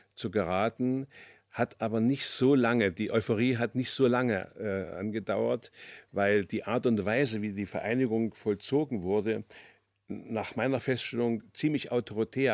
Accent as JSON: {"language": "German", "country": "Germany", "tie": "born or raised there", "said": "1943, dann mit zwei Jahren in die DDR gekommen, dort aufgewachsen"}